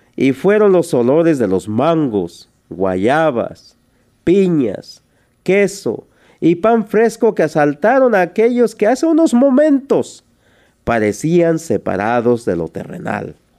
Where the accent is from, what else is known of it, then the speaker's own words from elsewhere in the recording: Tlaltizapán, Morelos, Mexico; yo nací en un pueblo que se llama Tlaltizapán, en el estado de Morelos, esto es en México. De allí soy originario.